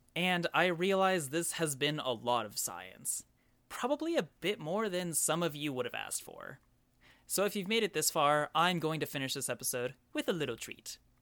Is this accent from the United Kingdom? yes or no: no; Oklahoma, United States; growing up in Oklahoma